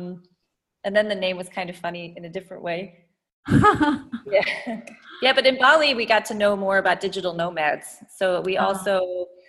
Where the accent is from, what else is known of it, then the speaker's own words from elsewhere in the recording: Midwest, United States; moved away as an adult; also born or lived in California / Vietnam / Berlin, Germany; now in Germany; I'm American, so I was born in the US and grew up in the Midwest